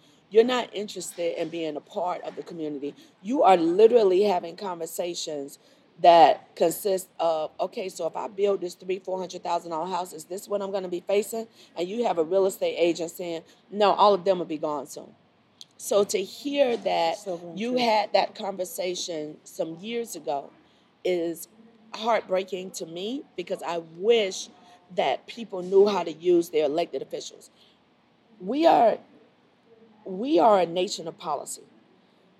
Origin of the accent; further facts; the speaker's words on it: Miami, Florida, United States; moved away as an adult; now in Charlotte, United States; I grew up in Miami